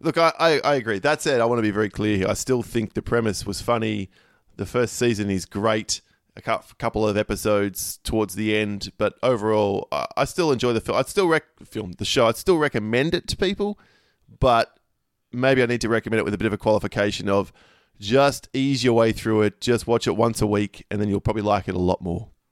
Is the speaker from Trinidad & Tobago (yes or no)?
no; Australia; the reason I'm Australian is my grandfather was Polish and met my grandmother, who's German, at the end of the war, and no one would accept them over there, so they had to move, immigrate to Australia